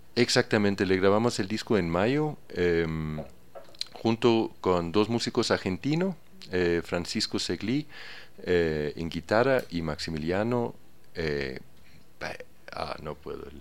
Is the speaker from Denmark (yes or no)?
yes; a small village near Aarhus, Central Denmark Region, Denmark; Spanish is a second language; moved away as an adult; now in Ecuador; En un pequeño pueblo que se llama Uruy, en Dinamarca, cerca de Aarhus